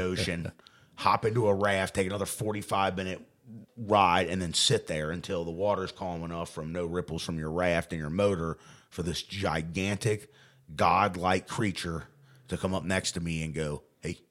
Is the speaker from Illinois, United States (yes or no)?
no; Newport, Kentucky, United States; I grew up swimming in the Ohio River.